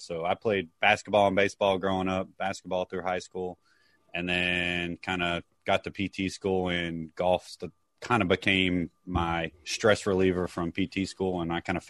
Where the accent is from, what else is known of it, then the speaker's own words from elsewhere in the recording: western Louisiana, United States; accent: twang; also born or lived in Mandeville, Louisiana; So I'm from South Louisiana. I currently live in Mandeville, which is about 30 minutes north of New Orleans, about an hour east of Baton Rouge. So I grew up on the other side of the state, Texas side of the state, but I've been over here for about 14 years.